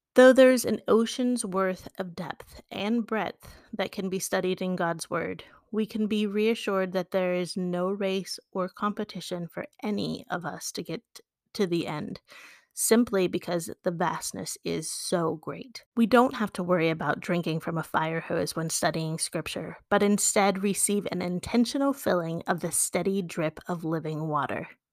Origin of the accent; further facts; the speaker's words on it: West Virginia, United States; my true blue and gold West Virginia side comes out